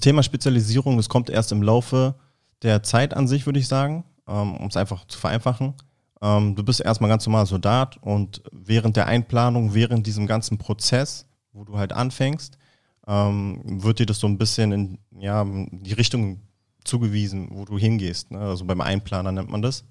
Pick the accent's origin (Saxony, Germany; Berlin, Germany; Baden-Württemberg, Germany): Berlin, Germany; ich bin Berliner Junge, Berlin geboren, Berlin aufgewachsen